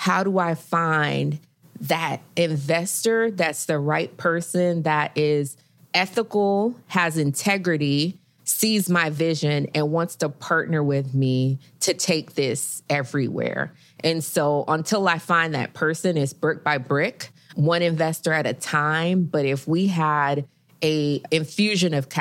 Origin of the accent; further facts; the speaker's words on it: Miami, Florida, United States; now in Houston, United States; I am from Miami